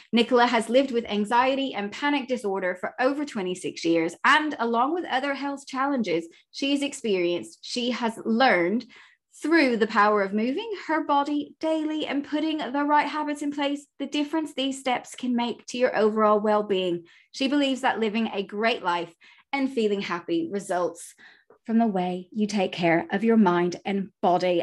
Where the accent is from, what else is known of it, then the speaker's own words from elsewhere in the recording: United States; moved away; I'm clearly from America